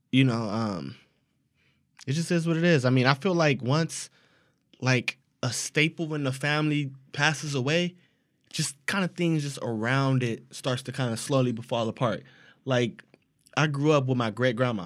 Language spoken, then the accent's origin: English; United States; Since we're American, our English is a little bit different